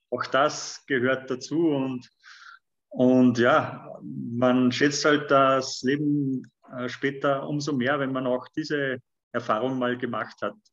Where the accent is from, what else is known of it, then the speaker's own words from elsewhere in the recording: Wallsee, Lower Austria, Austria; ich bin in der Mitte von Österreich aufgewachsen, äh, genauer gesagt in Walsee, Niederösterreich. Das ist zwischen Linz und Wien, also 50 Kilometer von Linz entfernt.